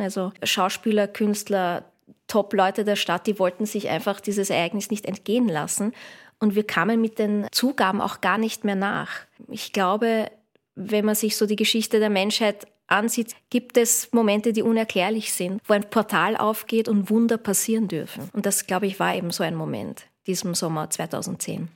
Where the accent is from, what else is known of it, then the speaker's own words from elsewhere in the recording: Vienna, Austria; Ich bin gebürtige Wienerin.